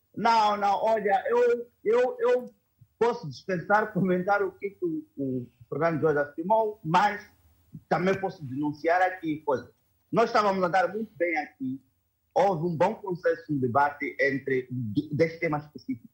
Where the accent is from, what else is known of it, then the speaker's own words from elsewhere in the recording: Mozambique; estamos, como moçambicanos